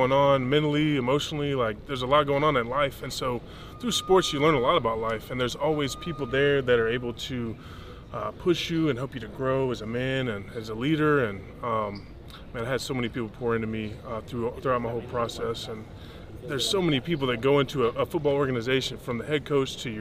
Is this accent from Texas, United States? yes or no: yes; Texas, United States; I grew up in Texas